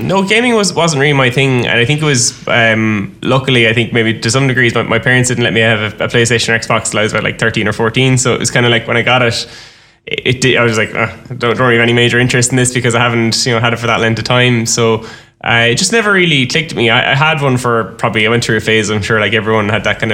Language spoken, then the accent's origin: English; Ballybrown, Munster, Ireland; I grew up in Ballybrown, as most people know, it's probably a rural village in Limerick